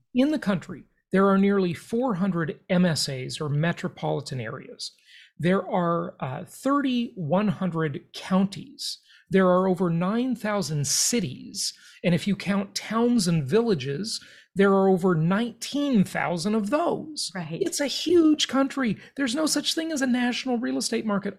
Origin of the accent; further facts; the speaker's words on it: Los Angeles, California, United States; where I grew up in Los Angeles, California